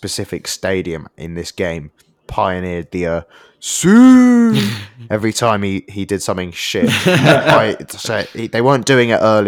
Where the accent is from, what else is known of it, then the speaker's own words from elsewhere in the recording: London, United Kingdom; growing up in London, we had quite a few Glory Hunter United fans